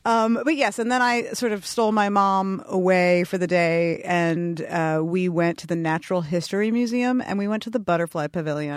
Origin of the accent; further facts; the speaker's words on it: New York City, New York, United States; moved away; I grew up in Brooklyn, New York